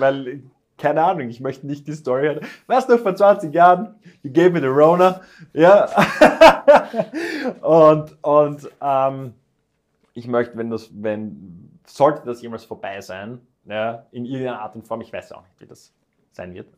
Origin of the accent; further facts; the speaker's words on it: Vienna, Austria; nicht nur als Österreicher, nicht nur als Wiener